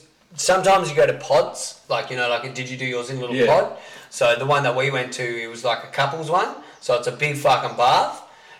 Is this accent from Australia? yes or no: yes; Salisbury, South Australia, Australia; I'm from Salisbury.